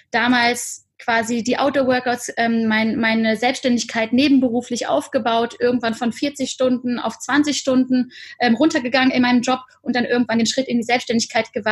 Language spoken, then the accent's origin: German; Cologne, North Rhine-Westphalia, Germany; born there; bin gebürtige Kölnerin